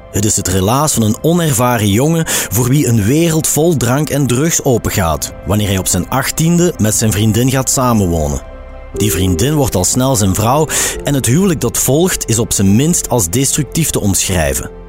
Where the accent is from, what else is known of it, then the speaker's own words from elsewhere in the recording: Antwerp province, Flanders, Belgium; moved away; also born or lived in Limburg; Ik ben eh, opgegroeid in de provincie Antwerpen.